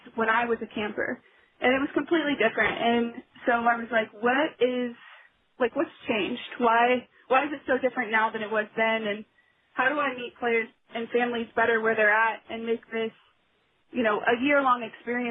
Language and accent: English; Kansas City, United States; I actually grew up in Kansas City